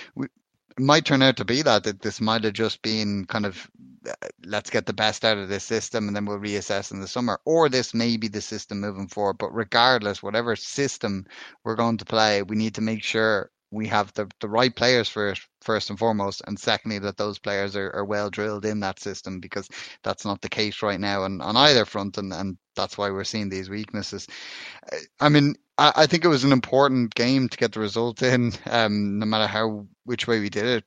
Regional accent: Ireland; being an Irishman

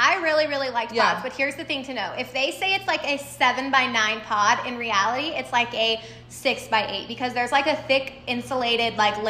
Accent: Texas, United States; I'm from Texas and speed limits are 80.

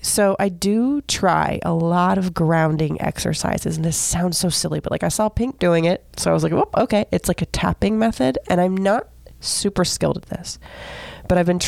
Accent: Seminole, Florida, United States; I grew up in Seminole, Florida, like the land of golden girls.

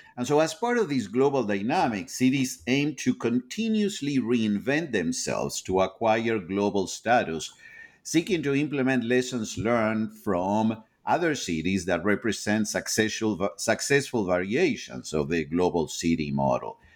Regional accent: Argentina; moved away as an adult; now in United States; I am originally from Argentina. I have, eh, been living in, in the United States, um, since the early nineteen nineties

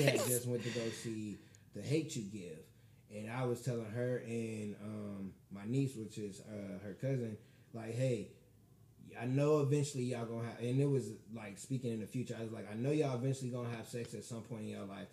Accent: Michigan City, Indiana, United States; I'm from Michigan City

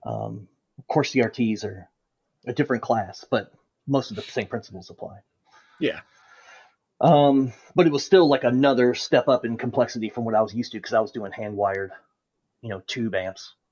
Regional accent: United States; being an American

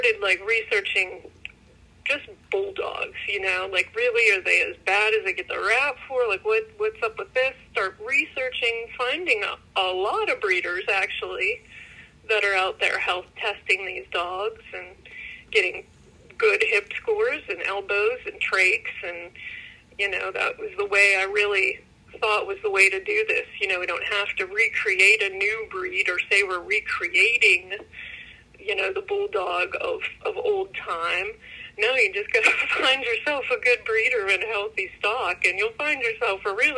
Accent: Pittsburgh, Pennsylvania, United States; I'm from Pittsburgh, PA. Grew up with dogs all my life.

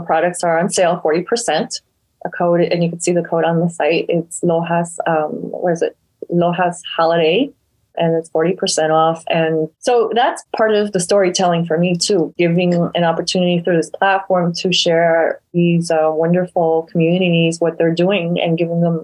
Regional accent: Ecuador; moved away; We're all from Ecuador.

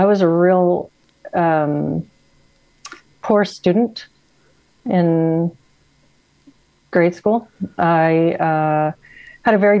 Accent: San Antonio, Texas, United States; moved away as an adult; also born or lived in Seattle, Washington; now in Washington, United States; I moved up here in 2009 and I moved from Texas. I'm from San Antonio.

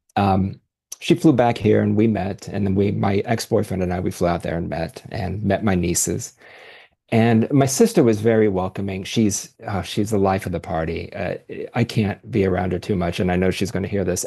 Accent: Dayton, Ohio, United States; moved away as an adult; now in Columbus, United States; I was born in Dayton, Ohio, currently live in Columbus.

